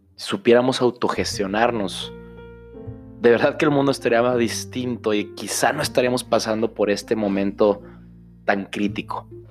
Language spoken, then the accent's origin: Spanish; Autlán de Navarro, Jalisco, Mexico; de aquí de mi pueblo, de Autlán de Navarro